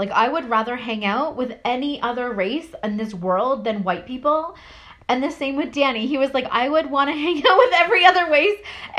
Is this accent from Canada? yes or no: yes; Canada; I grew up in Canada.